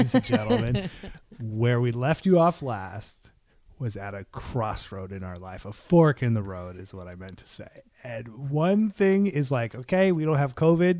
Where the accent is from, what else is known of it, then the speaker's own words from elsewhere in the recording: United States; as an American